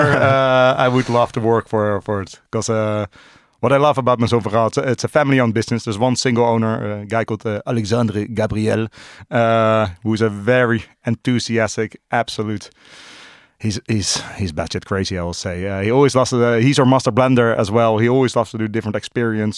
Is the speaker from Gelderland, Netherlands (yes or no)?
no; Amsterdam, North Holland, Netherlands; born and raised in Amsterdam. Uh, still live in Amsterdam.